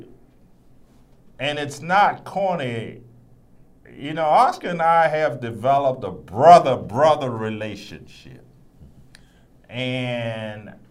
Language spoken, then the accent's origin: English; Richmond, Virginia, United States; people that I grew up with in Richmond, Virginia, in the West End section of Richmond